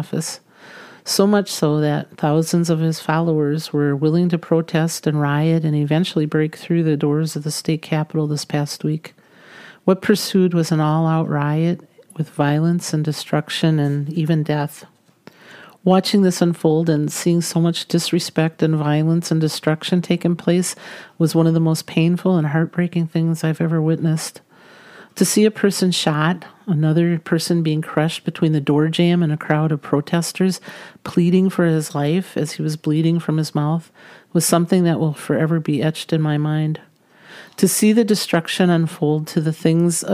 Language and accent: English; United States; we as American citizens